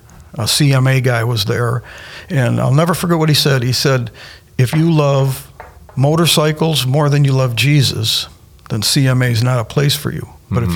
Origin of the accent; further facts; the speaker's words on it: Michigan, United States; also born or lived in San Carlos Park, Florida / Pine Island, Florida; now in Florida, United States; I was raised in Michigan